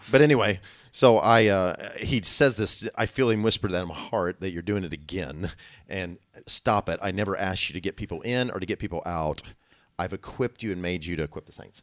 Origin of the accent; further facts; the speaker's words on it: Illinois, United States; I'm from Illinois.